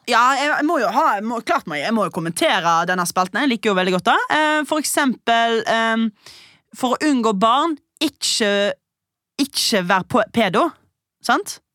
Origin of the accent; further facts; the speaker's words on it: Stord, Vestland, Norway; moved away; jeg var hjemme på Stord